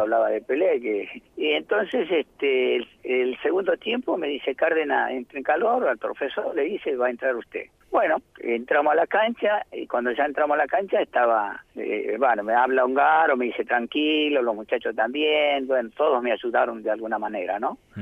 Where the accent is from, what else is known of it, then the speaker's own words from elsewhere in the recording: Santiago del Estero, Argentina; moved away as an adult; yo soy de Santiago del Estero